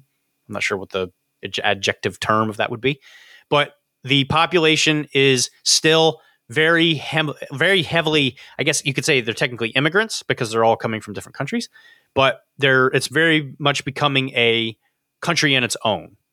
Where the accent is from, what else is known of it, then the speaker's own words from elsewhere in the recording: Florida, United States; moved away; I grew up in Florida, so I know things about Florida that you don't know